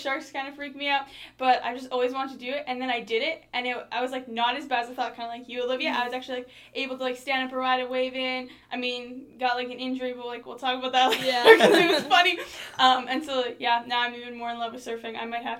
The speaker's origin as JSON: {"language": "English", "area": "Caronport", "region": "Saskatchewan", "country": "Canada", "moved": "yes", "said": "I'm from Camport, Saskatchewan, which is where Bradcrest is."}